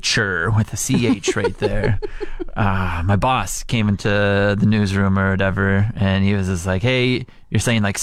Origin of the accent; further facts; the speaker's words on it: Saskatchewan, Canada; I'm from Saskatchewan. We just like drag it out a little bit